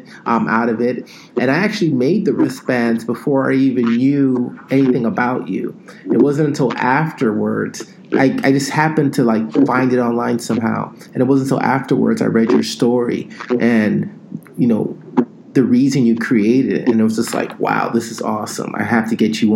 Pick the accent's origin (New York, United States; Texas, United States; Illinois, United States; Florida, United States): Florida, United States; South; I'm from South Florida